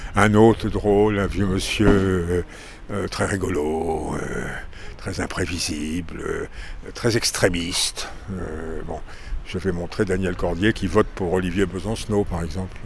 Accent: Saint-Malo, Brittany, France; je suis né à Saint-Malo

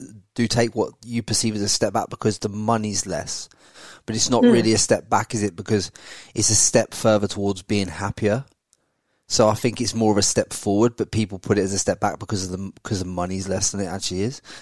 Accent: England, United Kingdom; moved away as an adult; now in Brisbane, Australia; growing up in England

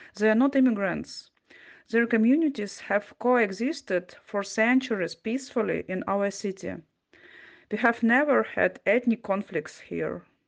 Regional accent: Kharkiv, Kharkiv Oblast, Ukraine; my hometown. Kharkiv was a student city

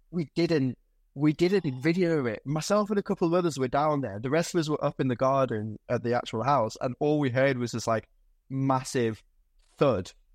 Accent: Lancashire, North West England, United Kingdom; also born or lived in Stoke-on-Trent; I was born in Stoke, but I was raised up in, uh, in, in, uh, the River Valley up in Lancashire.

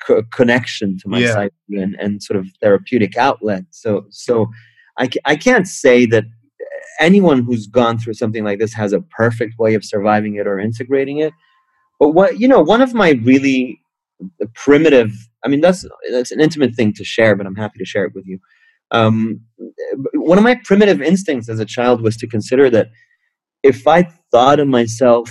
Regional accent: Beirut, Beirut Governorate, Lebanon; also born or lived in France / England / Paris; now in United States; I grew up in Beirut, Lebanon

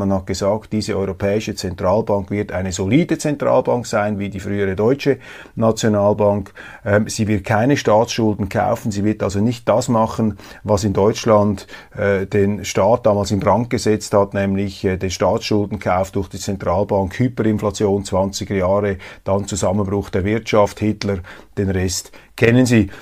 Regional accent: Switzerland; als Schweizer

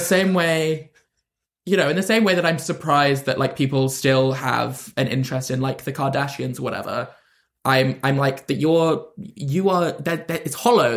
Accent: London, United Kingdom; I'm from London, and I would always be like, "I'm from London."

